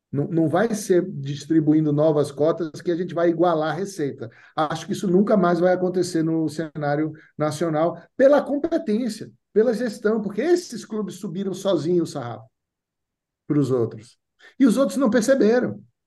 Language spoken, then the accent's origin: Portuguese; Northeast Region, Brazil; moved away; also born or lived in United States; eu sou do Nordeste, sou Bahia